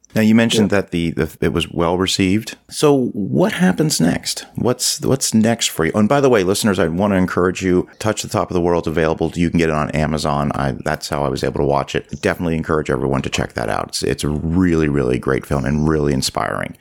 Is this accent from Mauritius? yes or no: no; Canada; being a Canadian